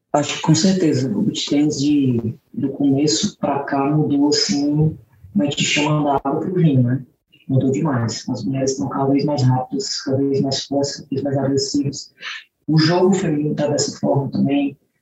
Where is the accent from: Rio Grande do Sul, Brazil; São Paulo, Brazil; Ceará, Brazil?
Ceará, Brazil; Fortaleza; moved away as an adult; also born or lived in United States; fiquei em Fortaleza, que é a cidade onde eu nasci e onde eu moro atualmente também